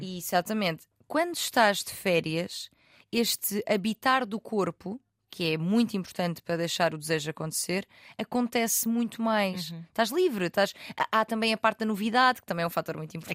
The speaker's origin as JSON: {"language": "Portuguese", "region": "Algarve", "country": "Portugal", "said": "eu sou do Algarve"}